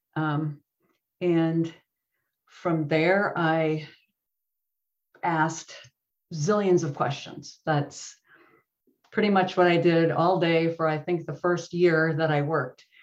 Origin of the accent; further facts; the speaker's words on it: Wisconsin, United States; accent: Midwest; also born or lived in Virginia / California; now in Silicon Valley, United States; I am originally from Wisconsin